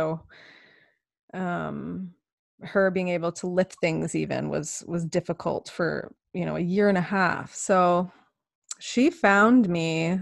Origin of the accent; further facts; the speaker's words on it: Canada; I'm so Canadian.